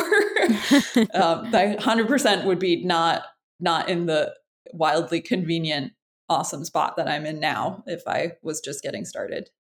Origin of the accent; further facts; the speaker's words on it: Freeport, Maine, United States; I uh, grew up in Freeport, Maine, which is uh, not quite where I live now, but I'm not far from there.